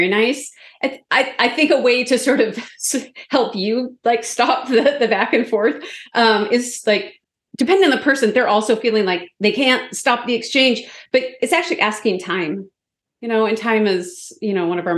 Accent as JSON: {"language": "English", "country": "Canada", "said": "I'm also from Canada"}